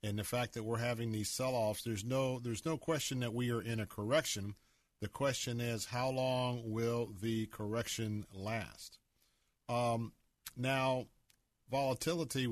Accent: Tampa, Florida, United States; I was born right here in Tampa, Florida. And in the neighborhoods that I grew up, I attended Tampa Bay Elementary School

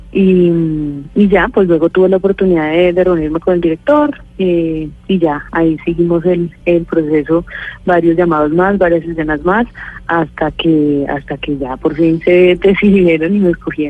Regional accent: Colombia; yo, al ser colombiana, tengo un acento natural

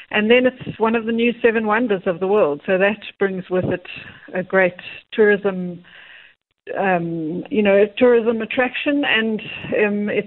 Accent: Cape Town, Western Cape, South Africa; Correct, yes.

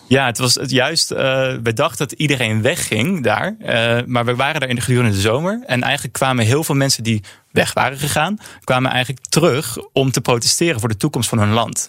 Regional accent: Netherlands

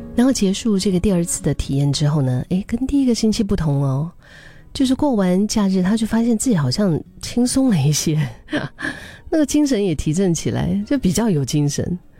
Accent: Singapore; 我们新加坡话叫很闲啊

